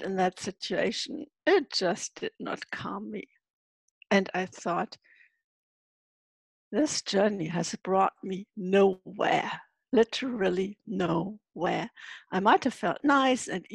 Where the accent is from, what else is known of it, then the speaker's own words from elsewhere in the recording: Hamburg, Germany; moved away as an adult; Yes, I'm from Germany, living in Hamburg. That's where I'm sitting right now as well. Actually, I don't always live in Hamburg half of the year. I live in a travel trailer.